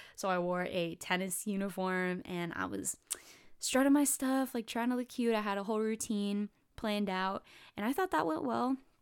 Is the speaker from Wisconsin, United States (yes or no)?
no; California, United States; I'm from California